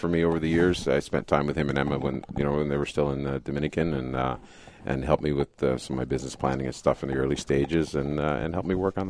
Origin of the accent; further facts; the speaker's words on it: Canada; growing up in Canada, you know, I skied a lot.